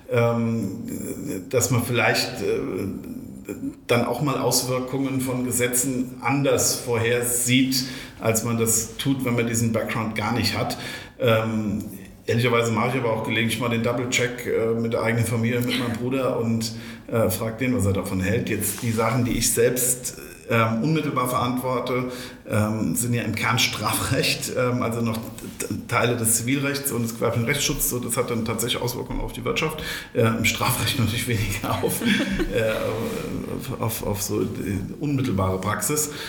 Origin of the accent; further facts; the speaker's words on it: Hesse, Germany; also wir Rheingauer sind ja, also wir gebürtigen Rheingauer sind